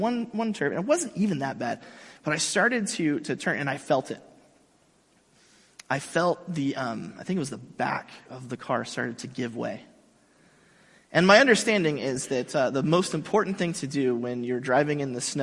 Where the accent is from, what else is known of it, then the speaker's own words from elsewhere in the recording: Mission Viejo, California, United States; I grew up in Southern California. I grew up here in Mission Viejo